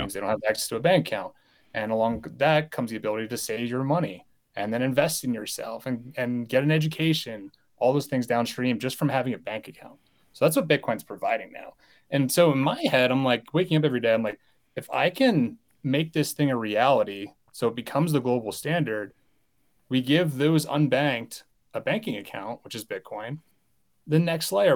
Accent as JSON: {"language": "English", "country": "United States", "tie": "born or raised there", "said": "I was born and raised in the United States"}